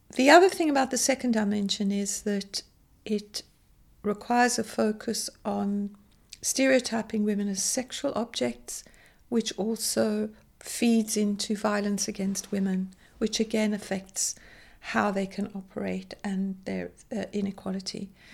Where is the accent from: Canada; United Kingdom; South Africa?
South Africa; growing up in South Africa in the height of apartheid